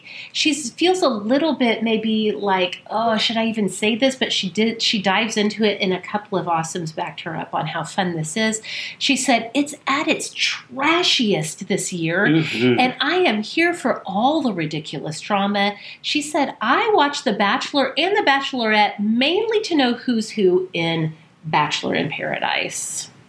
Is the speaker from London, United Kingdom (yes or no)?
no; Wales, United Kingdom; I'm Welsh and I can't even say this.